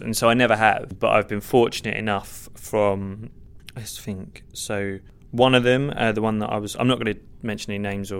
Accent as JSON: {"language": "English", "area": "Hertfordshire", "region": "East of England", "country": "United Kingdom", "tie": "born or raised there", "also_born_or_lived": "Stevenage", "moved": "yes", "lives_now": "London, United Kingdom", "said": "I actually grew up in Hertfordshire"}